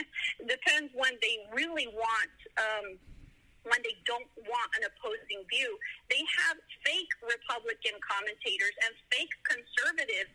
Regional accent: South Florida, United States; moved away as an adult; now in Tennessee, United States; I grew up in a Hispanic ministry that flourished in South Florida

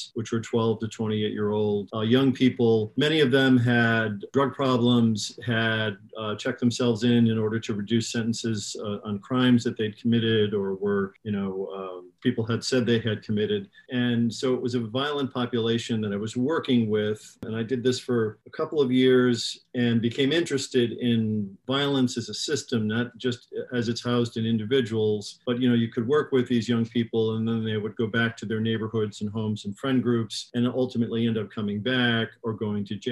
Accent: Chicago, Illinois, United States; I was raised in Chicago in the 1960s

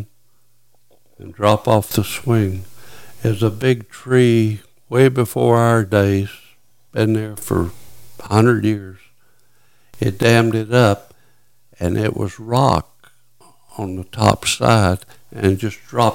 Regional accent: Little Rock, Arkansas, United States; moved away as an adult; I grew up in Little Rock

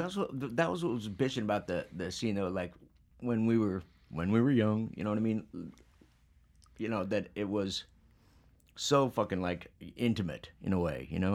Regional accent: Phoenix, Arizona, United States; I'm from Phoenix

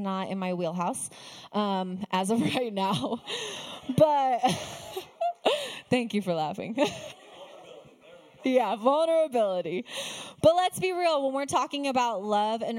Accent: Arizona, United States; also born or lived in Texas / Flagstaff; I am a desert girl through and through. I was born and raised in Arizona, lived in the desert my whole life

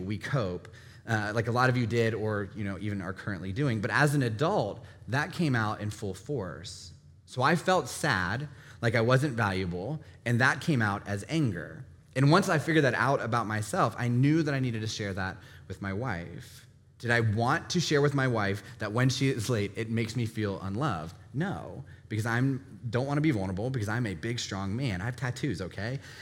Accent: Northern Virginia, United States; I grew up in Northern Virginia

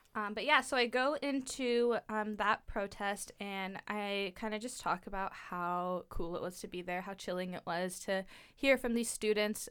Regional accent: Eugene, Oregon, United States; I went to South Eugene, just ten minutes from here

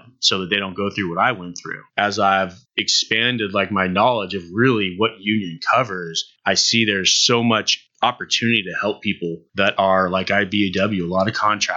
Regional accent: Southern California, United States; moved away; I'm actually originally from Southern California.

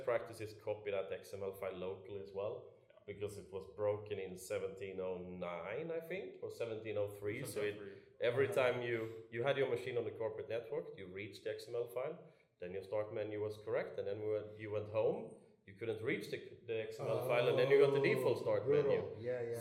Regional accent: Sweden; I'm from Sweden

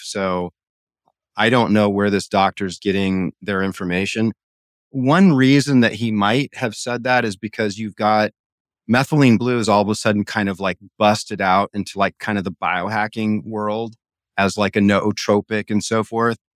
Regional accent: Hawaii, United States; I grew up in Hawaii

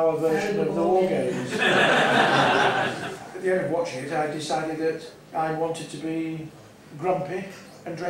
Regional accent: Manchester, North West England, United Kingdom; accent: Northern; I come from Manchester

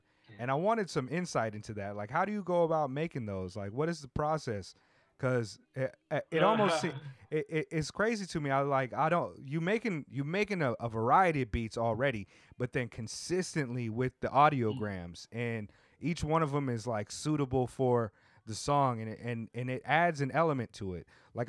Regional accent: Oceanside, California, United States; You know, I grew up in Oceanside, but my aunt lived in Inglewood, so I would go out there and spend summers with her.

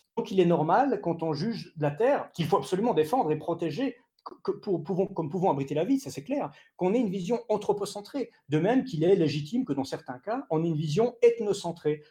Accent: Switzerland; en tant que Suisse

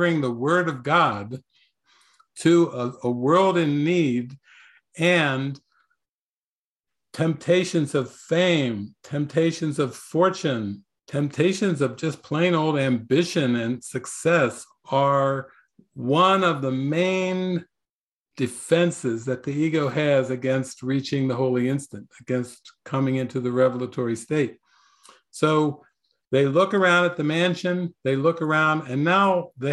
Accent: United States; I was raised in America, capitalism, entrepreneurialism, owning businesses and everything.

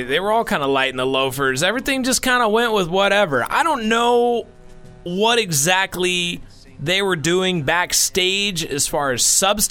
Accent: Pacific Northwest, United States; around where we grew up in the Pacific Northwest

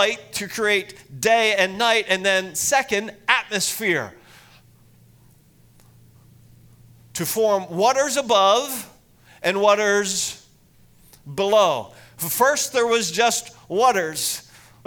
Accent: Lancaster County, Pennsylvania, United States; moved away as an adult; also born or lived in Estes Park, Colorado; grew up in Lancaster County, Pennsylvania

